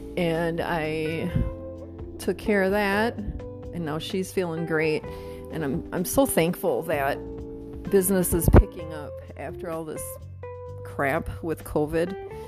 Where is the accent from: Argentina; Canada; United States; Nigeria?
United States; Wisconsin; now in Mesa, United States; to me, it's cold, but I came from Wisconsin, so I should be able to handle this, right?